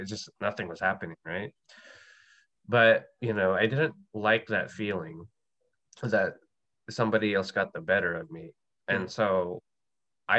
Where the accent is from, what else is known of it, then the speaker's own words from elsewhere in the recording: Manila, Metro Manila, Philippines; I grew up in Manila in the Philippines